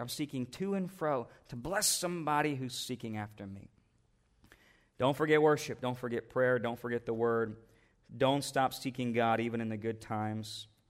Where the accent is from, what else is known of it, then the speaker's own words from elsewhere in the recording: United States; as an American Christian